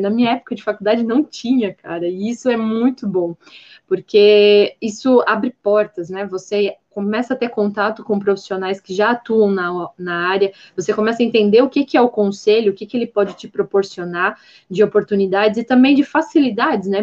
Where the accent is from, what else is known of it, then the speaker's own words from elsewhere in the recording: Blumenau, Santa Catarina, Brazil; now in Gaspar, Brazil; sou nascida em Blumenau, Santa Catarina, hoje eu moro em outra cidade, estou morando em Gaspar mas é, eu sempre morei numa área com bastante vegetação